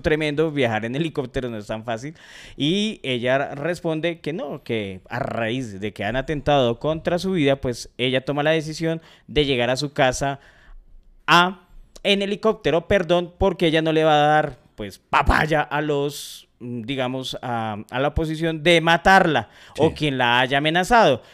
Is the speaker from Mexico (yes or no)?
no; Colombia; uno como colombiano